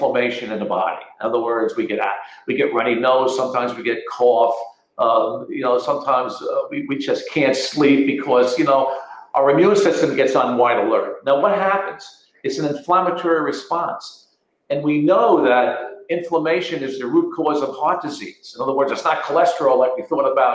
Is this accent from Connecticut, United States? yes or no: yes; Connecticut, United States; moved away as an adult; now in Florida, United States; I'm speaking from Florida now and not from my, you know, state of Connecticut, is that I lived in the Connecticut Valley